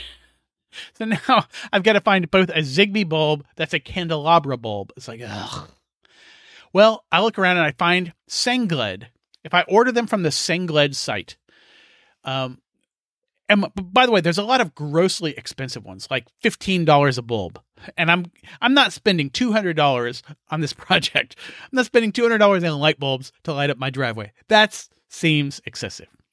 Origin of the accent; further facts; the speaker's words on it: United States; I'm an American